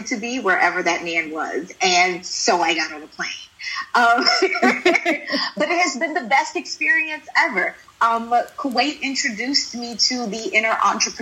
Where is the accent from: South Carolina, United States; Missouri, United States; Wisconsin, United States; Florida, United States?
South Carolina, United States; Sumter; moved away as an adult; also born or lived in Houston, Texas; now in Qatar; I'm a country girl. I grew up in Sumter, South Carolina.